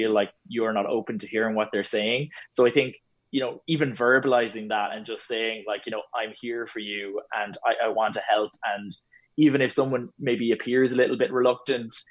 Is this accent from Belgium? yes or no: no; Ireland; we're so good as Irish people